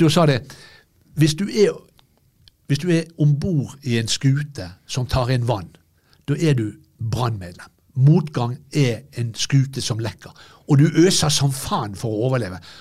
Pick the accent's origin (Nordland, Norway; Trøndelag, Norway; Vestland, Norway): Vestland, Norway; Bergen; jeg er bergenser